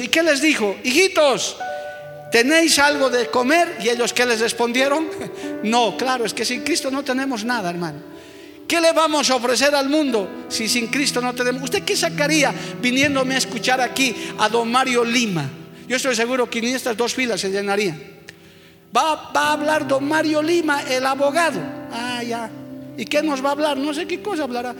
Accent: Bolivia; somos sencillos ciudadanos de este hermoso país llamado Bolivia

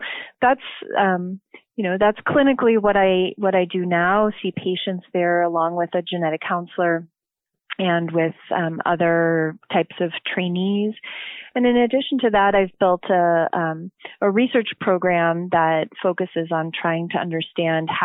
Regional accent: Chicagoland area, Illinois, United States; I'm originally from the Chicagoland area, northern suburb

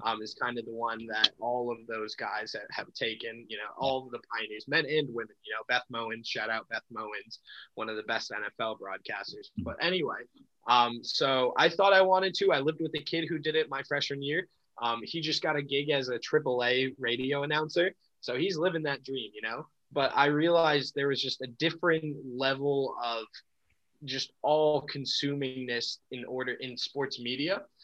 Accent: Albany, New York, United States; also born or lived in Buffalo / Syracuse; now in Binghamton, United States; I was born in Buffalo, um, and then I moved to Albany when I was about five. Um, and that's probably where I grew up

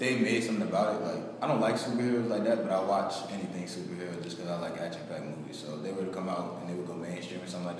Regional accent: New Castle, Delaware, United States; Like you said, an RA advisor. I'm from Newcastle, Delaware.

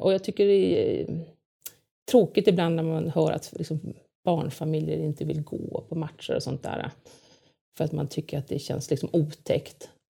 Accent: Lidingö, Stockholm County, Sweden; jag är uppvuxen på Lidingö

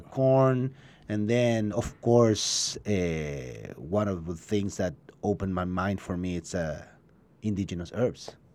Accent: Buenos Aires, Argentina; English is a second language; now in Ojai, United States; I'm from Buenos Aires, from Argentina.

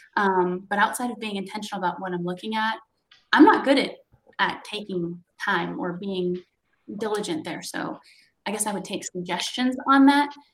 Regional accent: West Coast, United States; moved away; I came from the West Coast, not the East Coast.

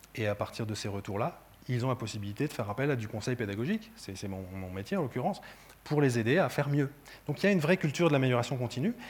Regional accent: France; je suis français

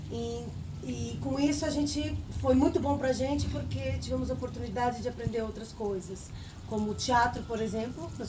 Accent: Paraná, Brazil; born there; eu particularmente nasci no Paraná, eu fui a segunda a nascer.

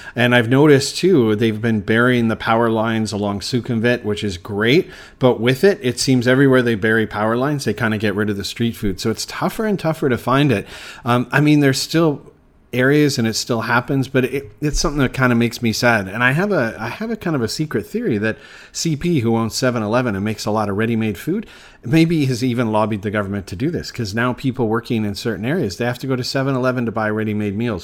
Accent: Canada; now in Bangkok, Thailand; being Canadian

